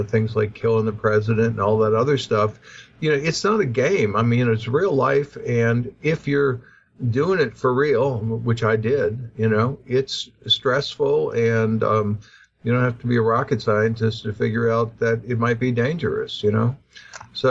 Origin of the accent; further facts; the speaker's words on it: Lake Pontchartrain, Louisiana, United States; I grew up sailing on Lake Pontchartrain as a child